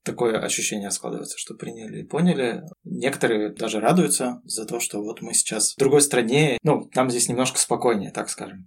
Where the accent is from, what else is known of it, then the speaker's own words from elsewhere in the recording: Russia; moved away as an adult; now in Fethiye, Turkey; Мы из России, мы гордимся тем, что мы из России